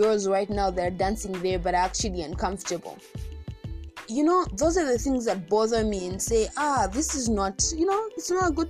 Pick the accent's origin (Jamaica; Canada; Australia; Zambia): Zambia; our country Zambia